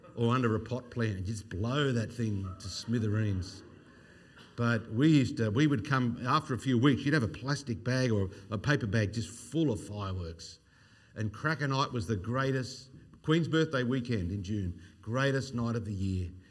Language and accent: English; Australia; growing up in Australia in the sixties, uh, sixties and seventies, I was born in nineteen sixty-two